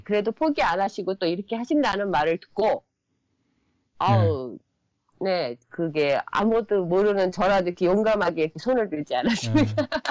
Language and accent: Korean; South Korea; moved away as an adult; now in Japan; 나는 내가 한국이라는 한국 사람이라는 거는 버려지지가 않거든요